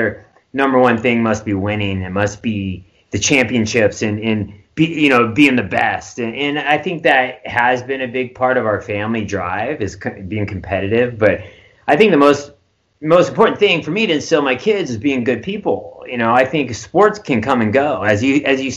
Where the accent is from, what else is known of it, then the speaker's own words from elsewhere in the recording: Nebraska, United States; now in California, United States; I grew up in Nebraska